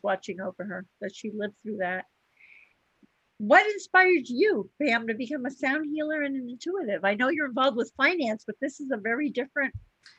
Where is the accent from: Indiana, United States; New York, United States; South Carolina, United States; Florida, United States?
Florida, United States; Coral Gables; I grew up in Coral Gables, which was a community about a half an hour away. So we have a lot of commonality here with our Florida roots.